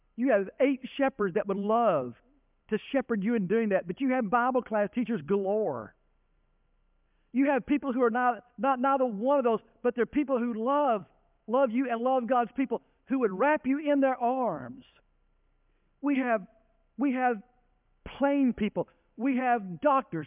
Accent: Denton, Texas, United States; I grew up in Denton, Texas, not small town USA

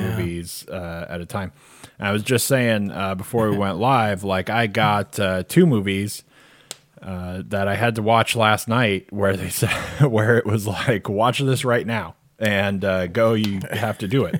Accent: Arizona, United States; I grew up in Arizona

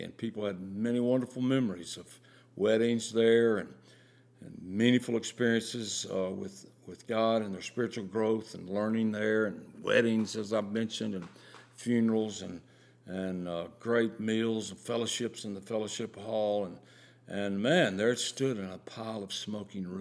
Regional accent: the South, United States; growing up in the South

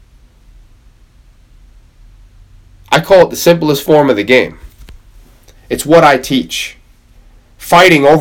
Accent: Camrose, New York, United States; I'm from Camrose in New York.

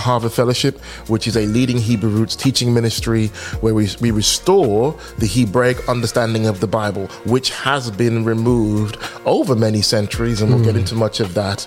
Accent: Birmingham, West Midlands, United Kingdom; born or raised there

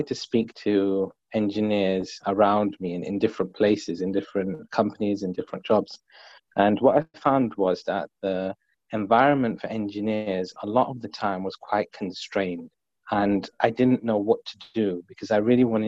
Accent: London, United Kingdom; I grew up in London, but I was living on a council estate

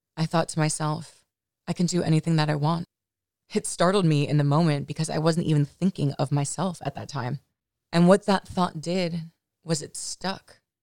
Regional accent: Los Angeles, California, United States; I'm from the Valley in Los Angeles and grew up a relatively normal kind of life.

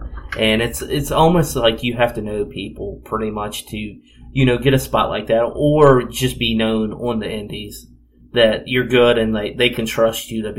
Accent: Philadelphia, Pennsylvania, United States; Me being from Philadelphia and talking how good of Philadelphia was. Philadelphia is my hometown and everything.

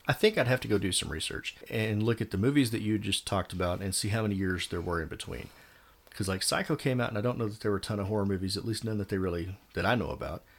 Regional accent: Texas, United States; I grew up in Texas.

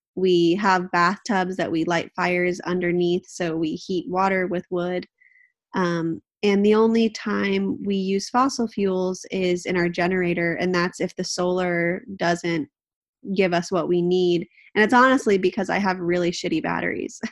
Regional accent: Southern California, United States; also born or lived in Manhattan; now in Northern California, United States; It's where I grew up. I grew up in Southern California

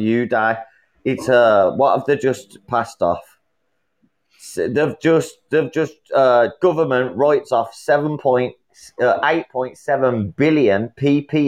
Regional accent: Birmingham, West Midlands, United Kingdom; I'm from England, I'm from Birmingham

